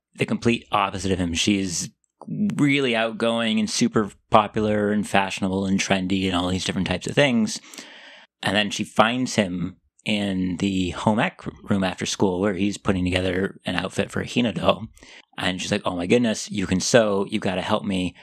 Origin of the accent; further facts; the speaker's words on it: United States; accent: American; I'm American